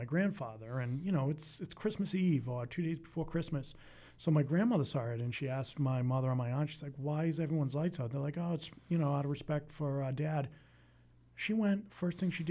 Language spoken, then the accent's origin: English; Stoneham, Massachusetts, United States; I grew up in Stoneham.